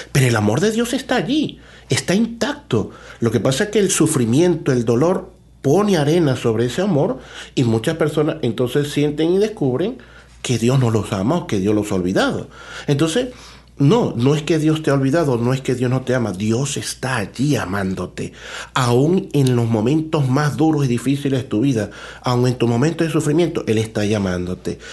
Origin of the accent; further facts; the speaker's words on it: Caja Seca, Zulia, Venezuela; moved away as an adult; now in Toronto, Canada; soy sacerdote venezolano, eh, nací en un pueblecito que se llama Cajaseca en el estado Zulia